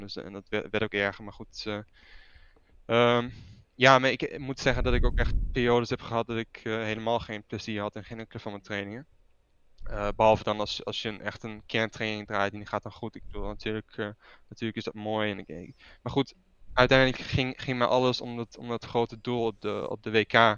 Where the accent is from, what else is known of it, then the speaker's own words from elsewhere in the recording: Netherlands; moved away as an adult; now in Italy; toen ik opgroeide in Nederland